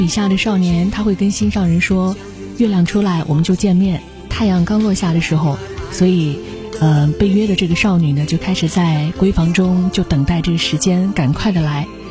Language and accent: Chinese; China; 作为中国人，咱们从小到大学过很多的诗词歌赋